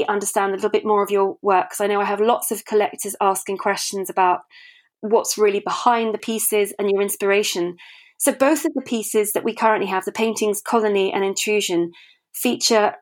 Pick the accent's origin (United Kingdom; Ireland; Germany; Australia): United Kingdom; now in Sweden; a British expat, art historian and gallerist based in Sweden